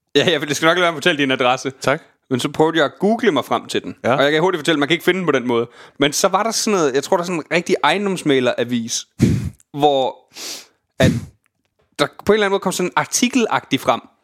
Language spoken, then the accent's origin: Danish; Jutland, Denmark; moved away; jeg for eksempel er hjemme i Jylland